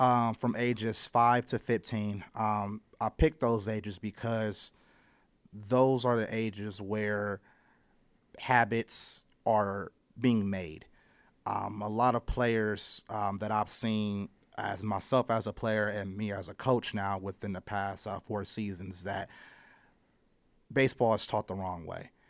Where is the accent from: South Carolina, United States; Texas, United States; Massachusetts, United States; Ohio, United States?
Ohio, United States; Akron; I'm from Akron, Ohio. I originally, uh, played for Wobble as a child